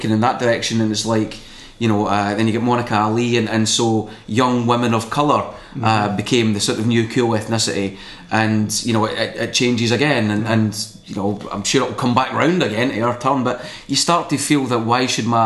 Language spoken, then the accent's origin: English; Scotland, United Kingdom; being Scottish